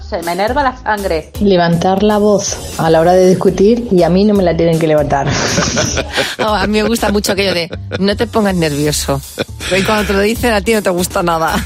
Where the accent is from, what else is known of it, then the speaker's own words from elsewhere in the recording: Galicia, Spain; soy gallega